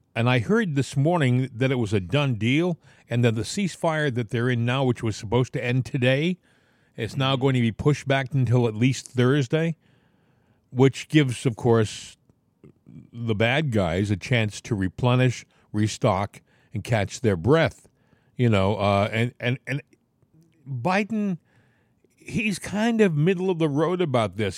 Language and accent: English; Massachusetts, United States; I was born in Massachusetts